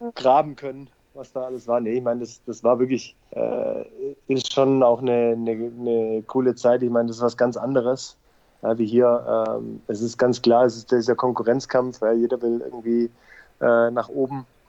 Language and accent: German; Leonberg, Baden-Württemberg, Germany; moved away as an adult; also born or lived in Stuttgart / United States / South Africa / Netherlands; now in Heidenheim, Germany; Ich bin ja sogar gebürtiger Stuttgarter, äh, nur aufgewachsen ja. in Leonberg